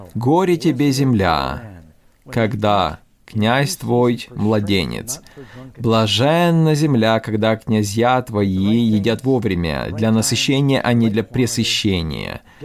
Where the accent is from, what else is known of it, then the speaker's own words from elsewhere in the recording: New York, United States; я из Нью-Йорка